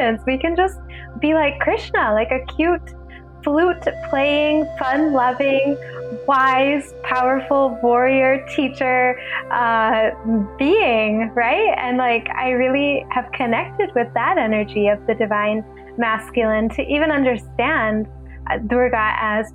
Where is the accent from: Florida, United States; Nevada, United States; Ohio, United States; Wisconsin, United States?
Ohio, United States; moved away as an adult; also born or lived in New York; I had grown up going to India a lot while growing up in Ohio